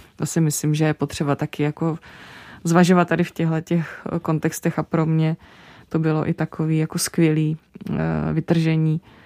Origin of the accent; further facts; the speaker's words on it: Czechia; Já se naopak cítím jako průměrná Češka